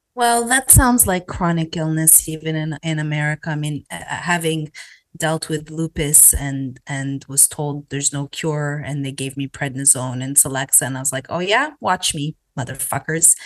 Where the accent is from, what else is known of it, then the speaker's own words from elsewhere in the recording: Canada; now in United States; growing up in Canada